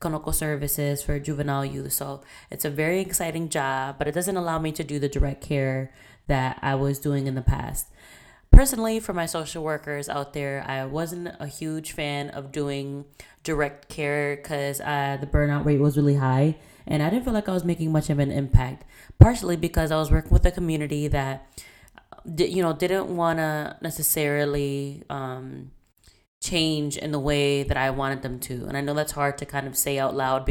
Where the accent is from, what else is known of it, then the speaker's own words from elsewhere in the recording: Puerto Rico; now in Boston, United States; I am Puerto Rican and Dominican. I was born in Puerto Rico. I currently live in Boston.